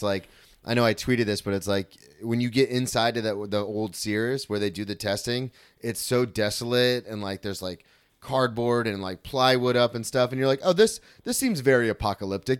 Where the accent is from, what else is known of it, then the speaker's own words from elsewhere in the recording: Florida, United States; I grew up in Florida